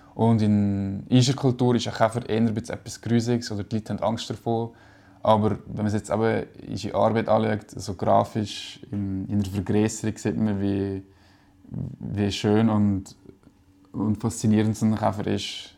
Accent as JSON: {"language": "German", "region": "Valais", "country": "Switzerland", "tie": "born or raised there", "also_born_or_lived": "Brig", "moved": "yes", "lives_now": "Zurich, Switzerland", "said": "als Kind im Wallis"}